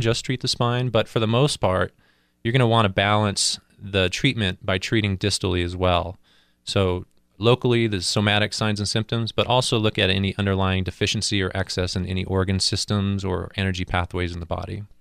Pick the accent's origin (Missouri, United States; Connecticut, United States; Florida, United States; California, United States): California, United States; San Diego; moved away; also born or lived in Colorado; originally, I was from San Diego, where I got into martial arts